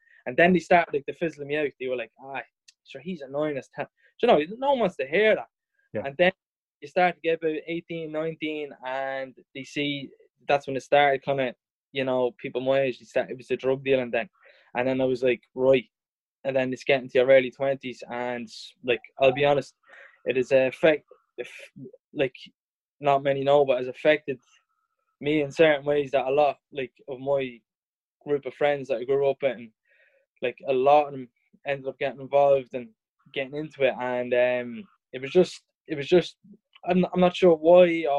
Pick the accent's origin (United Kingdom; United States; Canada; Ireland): Ireland; Drogheda, Leinster; I was growing up in Drogheda